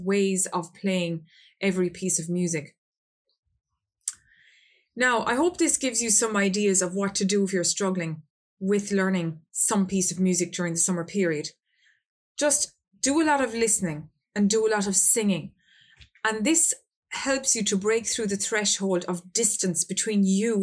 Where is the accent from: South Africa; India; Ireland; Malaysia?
Ireland; I'm from Ireland